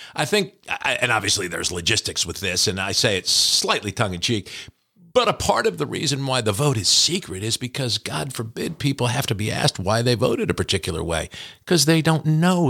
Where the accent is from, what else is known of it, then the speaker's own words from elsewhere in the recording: New Jersey, United States; we're both from New Jersey